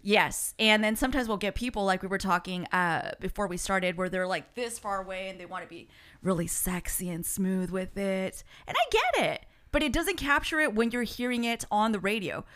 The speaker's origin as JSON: {"language": "English", "country": "United States", "tie": "born or raised there", "first_language": "Spanish", "second_language": "English", "said": "me and my brother Frank were the only ones born here in the States."}